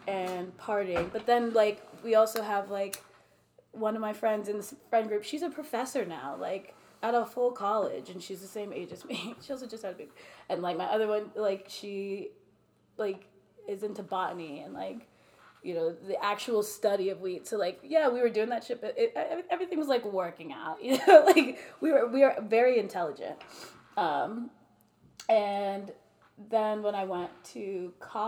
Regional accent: New Jersey, United States; moved away; I'm from Jersey

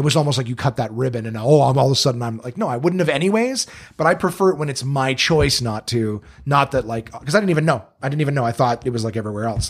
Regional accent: Ottawa, Ontario, Canada; I'm from Ottawa.

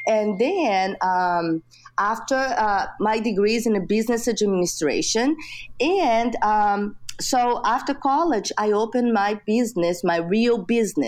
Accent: Brazil; English is a second language; moved away as an adult; now in United States; I grew up, like I said, in Brazil and in a small town

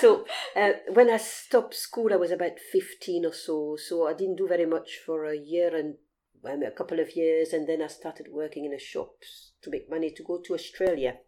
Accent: Paris, Île-de-France, France; also born or lived in Aberdeenshire, Scotland (family); now in London, United Kingdom; I was brought up in France. My mother is French, mm-hmm. so um, yes, I was raised in France

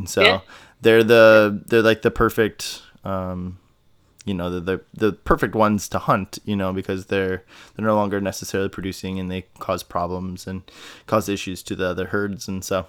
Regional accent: Midwest, United States; Like, I grew up in Midwest, you know, so like whitetail, and it's just kind of like a free for all

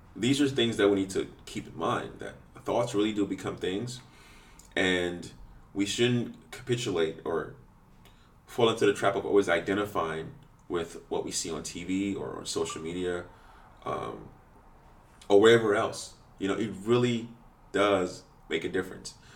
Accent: Washington, District of Columbia, United States; When I was growing up in DC

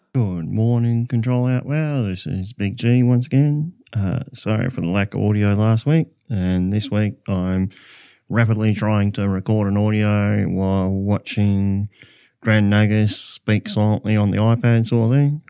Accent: Southern Cross, Western Australia, Australia; Southern Cross was, my hometown

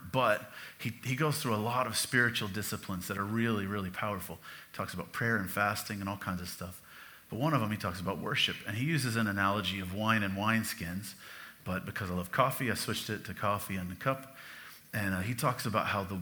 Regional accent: United States; I'm American

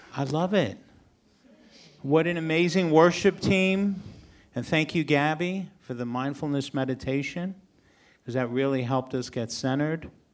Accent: New York City, New York, United States; I grew up in a small city in the Northeast. Maybe you've heard of it, New York City

